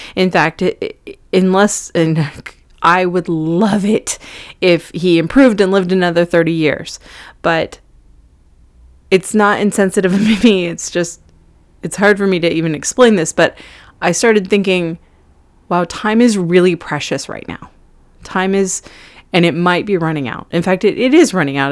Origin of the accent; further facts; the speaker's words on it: California, United States; now in New York City, United States; I'm originally from California, which is very far away from New York City